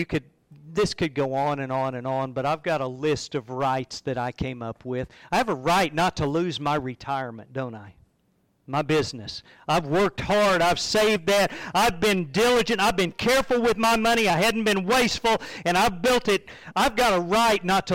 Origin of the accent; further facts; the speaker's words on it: United States; I carry an American passport. And I have some rights as an American citizen.